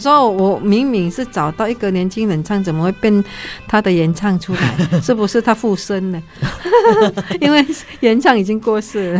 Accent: Kalimantan, Indonesia; 因为我们在加利曼丹哈，就是很多那个，呃，森林

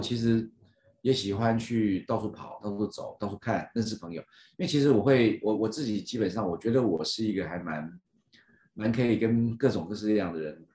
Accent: Miaoli County, Taiwan; moved away; also born or lived in Yilan; 我妈刚好是从嘉义嫁到，嫁到苗栗来

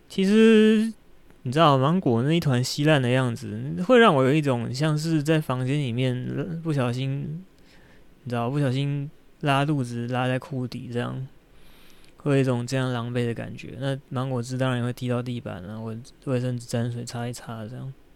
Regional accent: Shenkeng, New Taipei, Taiwan; moved away as an adult; also born or lived in Keelung; 我幼稚园到，到大学毕业在深坑住了二十年这样

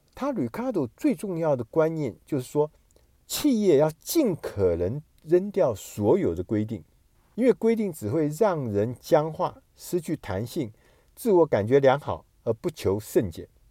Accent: Taiwan; 我们台湾人所说的台风

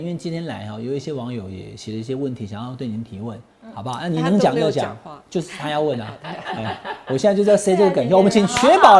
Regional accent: Taiwan; 我们是台湾人，我们希望台湾好，对不对？台湾得牌了，我们台湾人都很高兴。

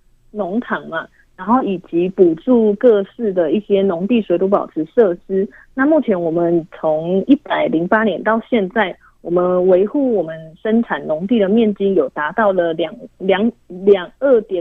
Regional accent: Nantou County, Taiwan; 因为我本身我本身就是南投人。

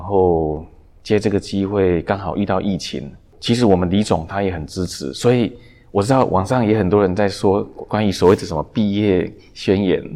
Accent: Taiwan; also born or lived in Nanjing, China; 我们就回来台湾

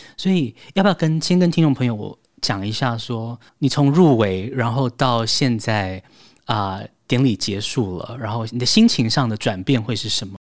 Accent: Taiwan; 我们台湾人

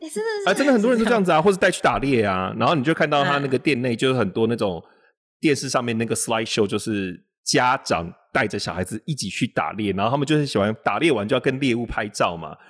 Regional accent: Taiwan; also born or lived in Jiangsu (grandfather's origin); now in United States; 我来自于台湾

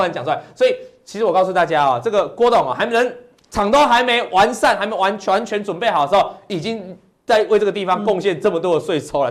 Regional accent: Taiwan; 我们台湾这边

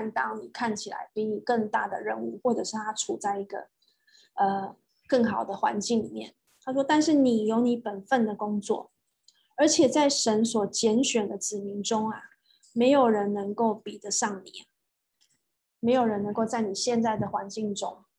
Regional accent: Taiwan; now in Singapore; 很像我刚刚从台湾搬到新加坡的那头两年，也是差不多，也是经历过这些这些沮丧。

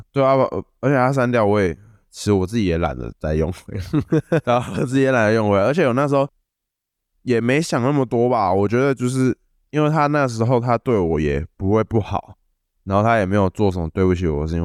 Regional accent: Tainan, Taiwan; 我是来自台南

